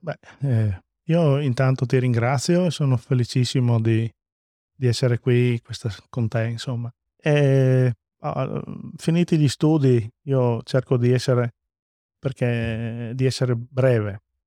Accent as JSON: {"language": "Italian", "region": "Friuli-Venezia Giulia", "country": "Italy", "said": "arrivo a casa col diploma in tasca e guardo la mia terra, che questo posto, questo luogo secondo me è magico"}